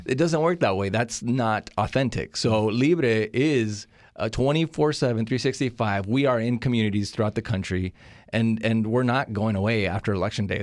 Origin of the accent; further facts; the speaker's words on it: California, United States; also born or lived in Monterrey, Nuevo León, Mexico; I'm from Mexico, Monterrey, Nuevo León. Uh, I was born there, raised in California